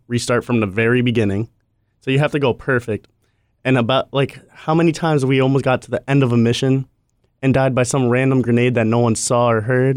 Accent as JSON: {"language": "English", "region": "Massachusetts", "country": "United States", "moved": "yes", "lives_now": "Florida, United States", "said": "I'm from Massachusetts, now that I moved down south to Florida"}